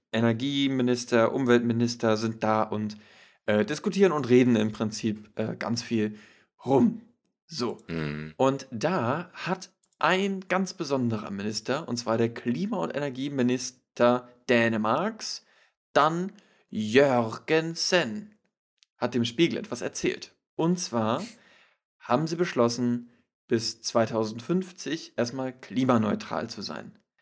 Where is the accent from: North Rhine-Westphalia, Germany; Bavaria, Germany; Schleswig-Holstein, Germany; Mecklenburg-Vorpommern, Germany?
Schleswig-Holstein, Germany; wir kommen aus Schleswig-Holstein